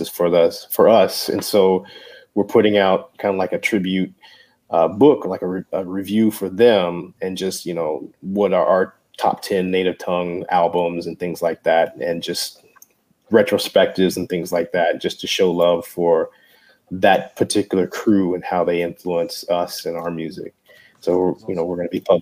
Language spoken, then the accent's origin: English; Frankfort, Kentucky, United States; moved away as an adult; also born or lived in Lexington, Kentucky; now in San Antonio, United States; I'm from Lexington. I grew up in Frankfurt